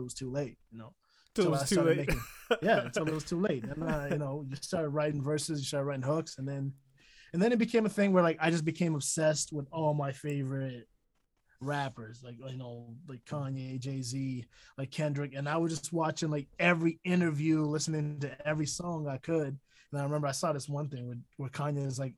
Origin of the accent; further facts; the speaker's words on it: Edmonton, Alberta, Canada; also born or lived in Toronto; I've been here since the sixth grade